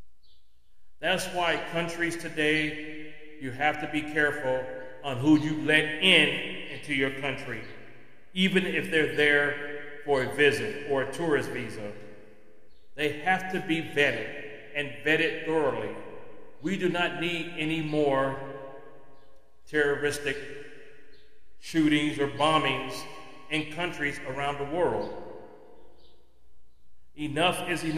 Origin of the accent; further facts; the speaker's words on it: United States; as an American